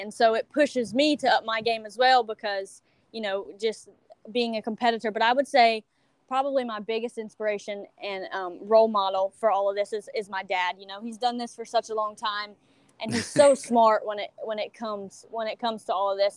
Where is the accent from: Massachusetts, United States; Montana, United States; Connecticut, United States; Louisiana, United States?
Louisiana, United States; Iowa; i'm from iowa louisiana town um, right south of lake charles